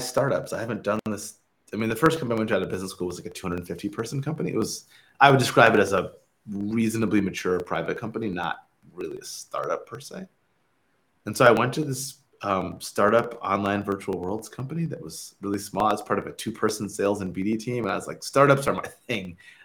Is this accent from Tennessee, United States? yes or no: no; Michigan, United States; moved away as an adult; also born or lived in Stanford; I'm from Michigan originally. Like, tech was not a big part of like my upbringing